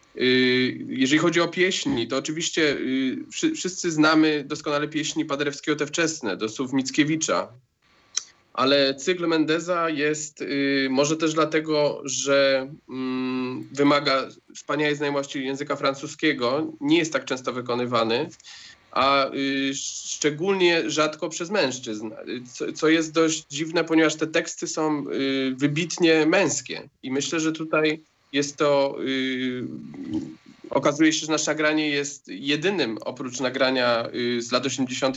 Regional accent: Łódź, Łódź Voivodeship, Poland; ja w zasadzie urodziłem się w Łodzi

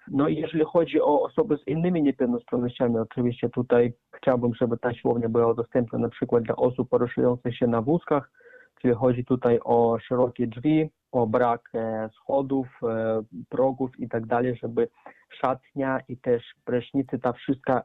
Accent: Arkhangelsk, Arkhangelsk Oblast, Russia; now in Poland; urodziłem się w Federacji Rosyjskiej, w Archangelsku

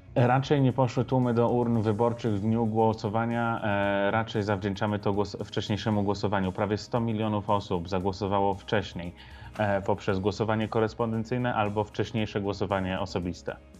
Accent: Wyoming, United States; Ja pochodzę z bardzo konserwatywnego stanu. W Wyoming

